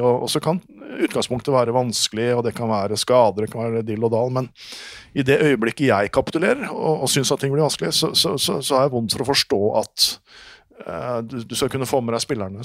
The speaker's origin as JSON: {"language": "Norwegian", "country": "Norway", "moved": "yes", "lives_now": "Denmark", "said": "for meg som nordmann i Danmark"}